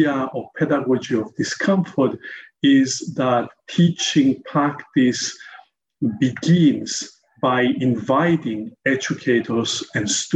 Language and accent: English; Cyprus; also born or lived in United States / South Africa; growing up in Cyprus